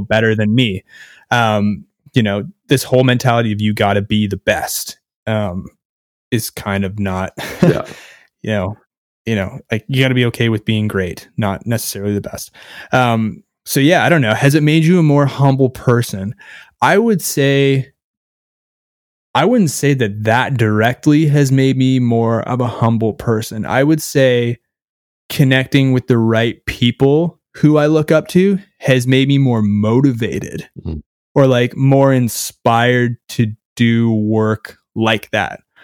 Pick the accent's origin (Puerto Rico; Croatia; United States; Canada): Canada; I'm from Canada